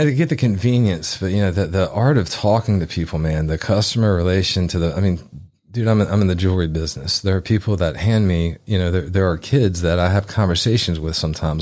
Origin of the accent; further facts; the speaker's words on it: Memphis, Tennessee, United States; I grew up in Midtown